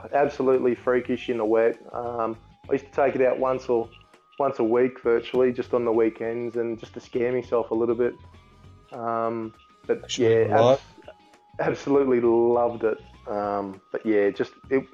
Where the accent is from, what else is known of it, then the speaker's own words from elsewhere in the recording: Queensland, Australia; I'm from Queensland.